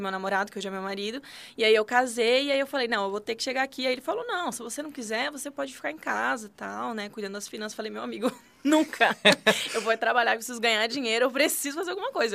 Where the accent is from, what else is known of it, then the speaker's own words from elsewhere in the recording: Santa Catarina, Brazil; moved away as an adult; now in Brasília, Brazil; catarinense. moro em Brasília tem. Vai fazer dois anos, na verdade